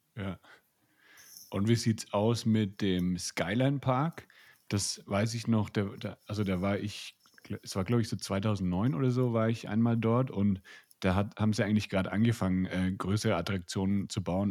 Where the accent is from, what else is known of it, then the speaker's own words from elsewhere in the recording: Nuremberg, Bavaria, Germany; ich bin ja auch aus Bayern, ich bin aus Nürnberg